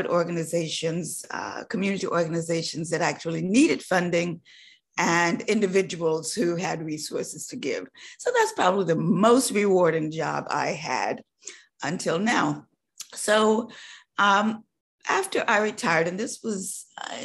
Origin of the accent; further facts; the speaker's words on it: North Carolina, United States; Growing up in North Carolina in a tobacco growing farm, my first job was, I would say, barning tobacco. So I was a country girl